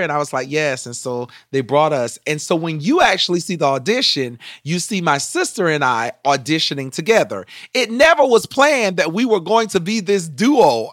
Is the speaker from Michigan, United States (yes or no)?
no; Sumter, South Carolina, United States; when I was growing up in Sumter